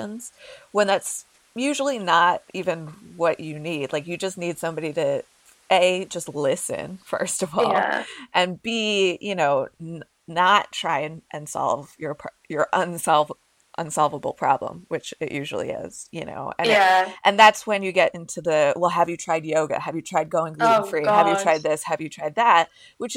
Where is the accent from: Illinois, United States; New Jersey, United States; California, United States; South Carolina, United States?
New Jersey, United States; I grew up in New Jersey